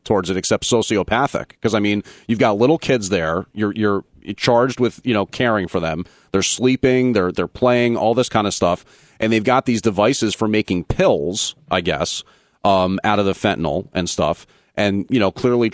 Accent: New Jersey, United States; I'm from New Jersey

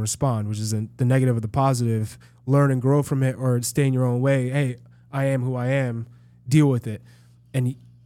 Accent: Manchester, New Hampshire, United States; growing up in Manchester, New Hampshire

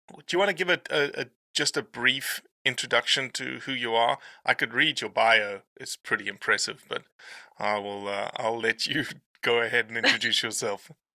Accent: South Africa; now in Memphis, United States; my my South African ass

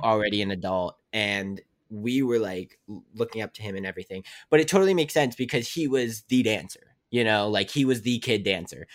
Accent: West Virginia, United States; moved away as an adult; I'm from West Virginia where it's, like, a small town

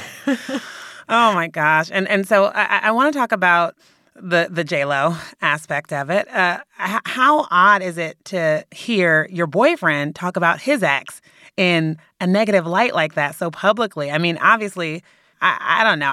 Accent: Bay Area, California, United States; my hometown, the Bay Area

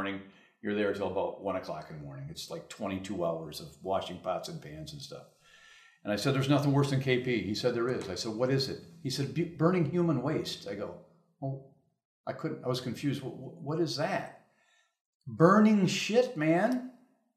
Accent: Grand Rapids, Michigan, United States; I was born in Grand Rapids and I graduated in 1964

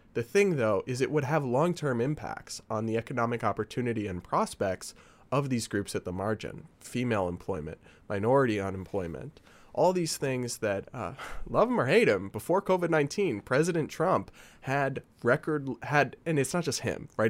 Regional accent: New England, United States; moved away; I'm from New England

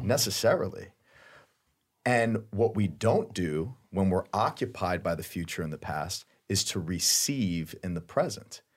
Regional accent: Flagler County, Florida, United States; I'm from Flagler County

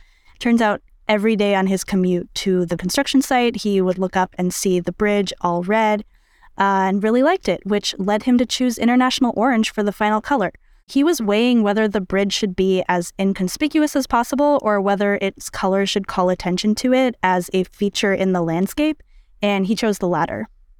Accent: San Francisco, California, United States; My friend, who's also born and raised in San Francisco

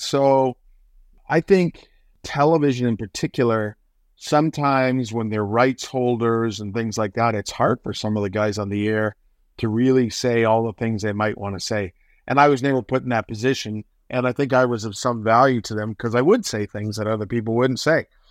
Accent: Hamilton, Ontario, Canada; also born or lived in Toronto; I grew up on the Hamilton Mountain and lived there until Well, I went to McMaster for four years, so I guess until I was about twenty-one, then I moved to Toronto

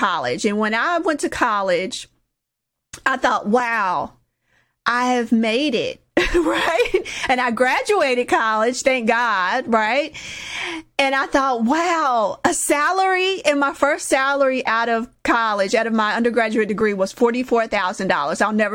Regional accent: Indianapolis, Indiana, United States; I grew up in Indianapolis, Indiana, over by the Motor Speedway

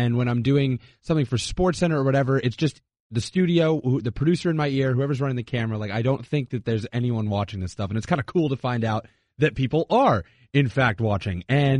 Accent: Connecticut, United States; also born or lived in Vermont; I'm from Connecticut

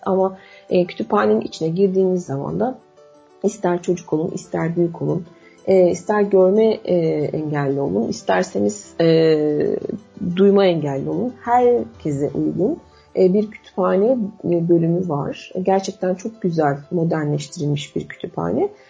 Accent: Istanbul, Turkey; ben de doğma büyüme İstanbullu

